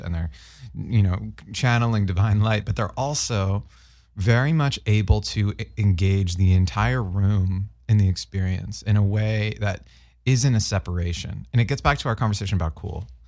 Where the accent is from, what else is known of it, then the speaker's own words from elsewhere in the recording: Boston, Massachusetts, United States; growing up in Boston